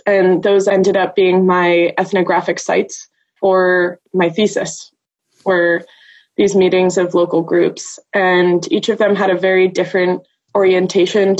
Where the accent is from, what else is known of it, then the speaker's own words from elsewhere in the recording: California Bay Area, United States; moved away as an adult; also born or lived in Glasgow, Scotland; I am originally from the California Bay Area, but did a brief stint in Glasgow, Scotland for 2 years